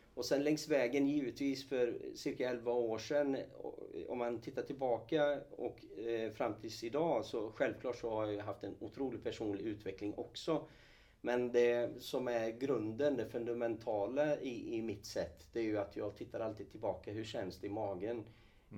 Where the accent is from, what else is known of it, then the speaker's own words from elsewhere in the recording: Falköping, Västra Götaland, Sweden; moved away as an adult; also born or lived in Kurdistan, Iraq; now in Gothenburg, Sweden; jag är uppvuxen eh, ute på Slätta från Skaraborg från ja. början. Falköping fram tills jag eh, flyttade då till Göteborg efter gymnasieskolan